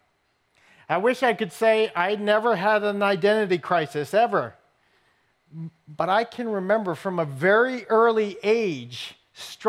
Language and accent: English; New England, United States; I grew up in New England